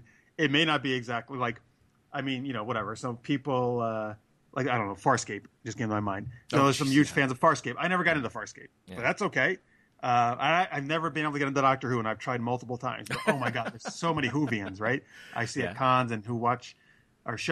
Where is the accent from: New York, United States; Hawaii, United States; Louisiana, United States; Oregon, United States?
New York, United States; Albany; I was at Albany Comic Con, which is my hometown